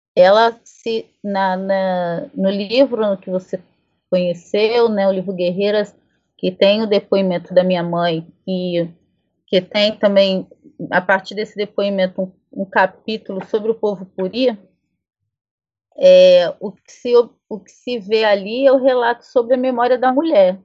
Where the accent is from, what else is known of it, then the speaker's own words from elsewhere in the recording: south of Minas Gerais, Brazil; na minha terra, na, na no sul de Minas, enfim, por onde meus ancestrais passaram